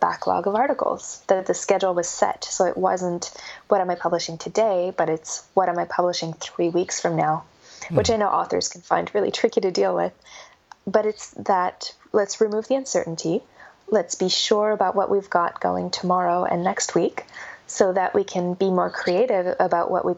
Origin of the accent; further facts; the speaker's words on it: Canada; accent: North American; moved away as an adult; also born or lived in Melbourne, Australia; now in Australia; I'm North American, I'm Canadian, and moved to Australia in 2011.